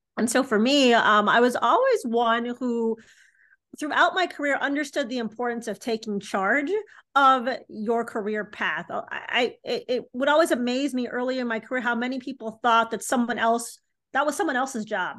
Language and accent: English; Chicago, Illinois, United States; I'm from Chicago, Illinois. I grew up in the city